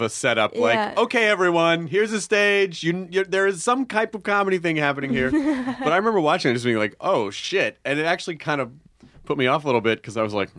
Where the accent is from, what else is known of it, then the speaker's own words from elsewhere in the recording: Memphis, Tennessee, United States; also born or lived in Kentucky; Actually, I was born in Kentucky and then I grew up in Memphis.